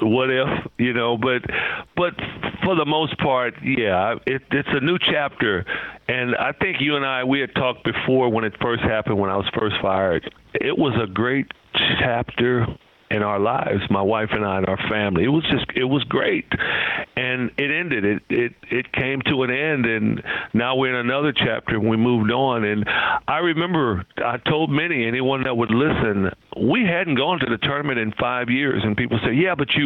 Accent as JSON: {"language": "English", "town": "Compton", "region": "California", "country": "United States", "tie": "born or raised there", "said": "Growing up in Compton, you had to know where you could go and where you couldn't go"}